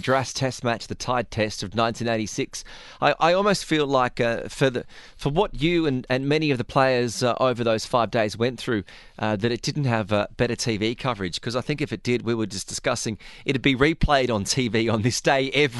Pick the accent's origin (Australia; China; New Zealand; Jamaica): Australia; as an Australian